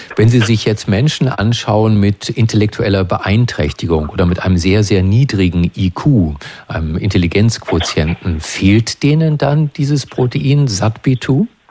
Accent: Brandenburg, Germany; bei uns in Brandenburg

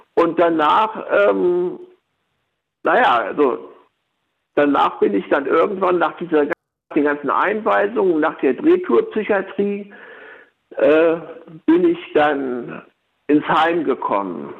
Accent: Laatzen, Lower Saxony, Germany; Ich komme aus Laatzen

